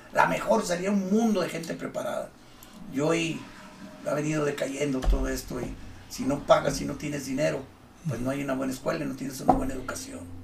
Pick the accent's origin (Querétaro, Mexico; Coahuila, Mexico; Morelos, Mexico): Coahuila, Mexico; Torreón; also born or lived in Acapulco, Guerrero / Río Bravo / Mexico City; Yo llegué el 18 de marzo a cuarto de primaria. Nací, viví un tiempo muy corto en Acapulco y de ahí nos llevaron a México porque cambiaron a mi papá y empezó el peregrinar de ahí, venimos aquí, y mi papá dijo, aquí vamos a quedarnos. Este es el lugar que para mí es el ideal, el ambiente, la gente. El clima nos gustó, que, siempre fue muy extremoso como siempre, pero todos nos aclimatamos